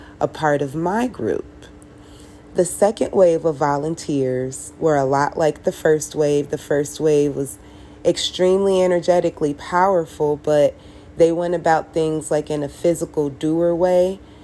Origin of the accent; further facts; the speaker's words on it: Chicago, Illinois, United States; also born or lived in Las Vegas / Miami; now in Las Vegas / Miami, United States; I'm from Chicago. I relocated to Las Vegas, and then I relocated to Miami